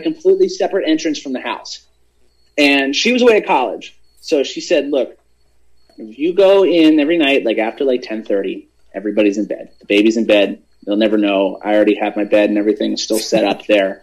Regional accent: Hershey, Pennsylvania, United States; I'm originally from Hershey, Pennsylvania

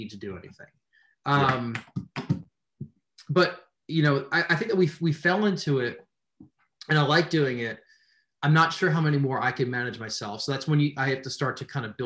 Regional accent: just outside New York City, United States; moved away; I'm from New York originally, but everything upstate and Western New York, you know, is just a world away from just outside New York City, which is where I'm from

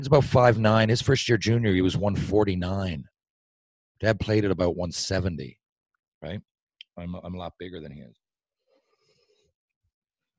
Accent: Newfoundland and Labrador, Canada; Being a Newfoundlander

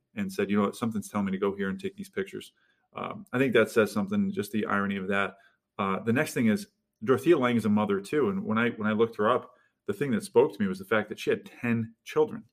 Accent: Utica, New York, United States; I'm from the Utica area

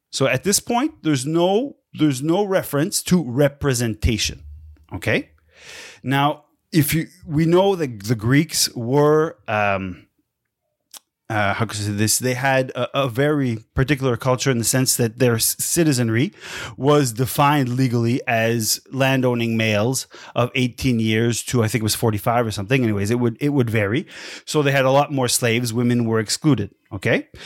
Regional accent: Quebec City, Quebec, Canada; where I grew up in Quebec City was in the old part of the city

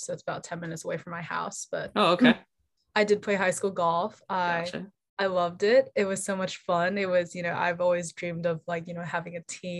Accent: Houston, Texas, United States; also born or lived in Melbourne, Australia; I'm actually from Houston, Texas, but I wasn't actually born here at all. I was born in Melbourne, Australia.

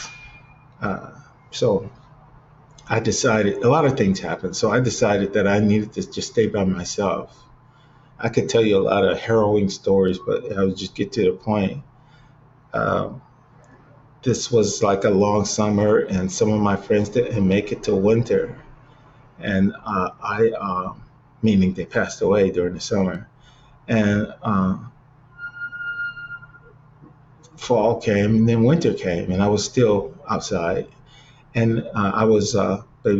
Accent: Cleveland, Ohio, United States; moved away; back in Cleveland because, you know, it's my hometown

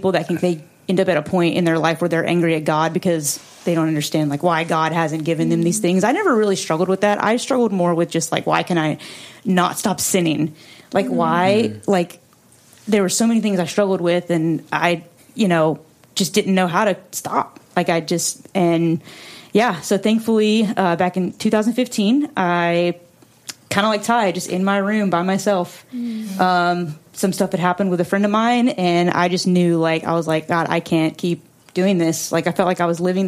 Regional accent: North Carolina, United States; moved away as an adult; I grew up in North Carolina. And I moved here in 2008 to go to music school

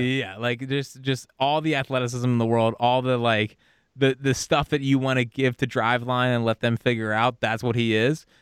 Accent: Philadelphia, Pennsylvania, United States; I'm from Philly.

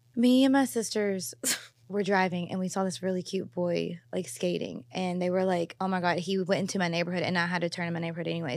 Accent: Louisville, Kentucky, United States; now in Los Angeles, United States; I'm from Louisville

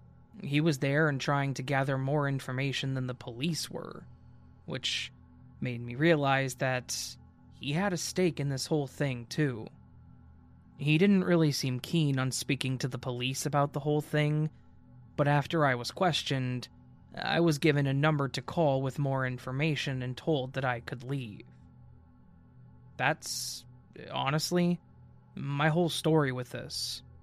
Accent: Minnesota, United States; moved away as an adult; now in Texas, United States; I live in Texas with two roommates that I could do without, so it's nice to have some quiet. I'm from Minnesota, but I moved to Texas for school and was planning to move back once I graduated.

